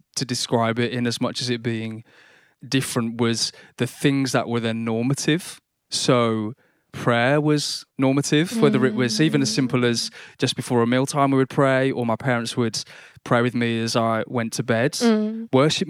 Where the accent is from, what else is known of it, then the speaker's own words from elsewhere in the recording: Birmingham, West Midlands, United Kingdom; They were of the church I grew up in Silly Oak in Birmingham.